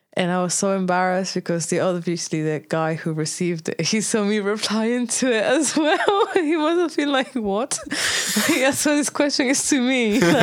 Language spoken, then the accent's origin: English; Tenerife, Canary Islands, Spain; English is a second language; moved away; also born or lived in Brazil; I left Brazil when I was five, and then I grew up in Tenerife.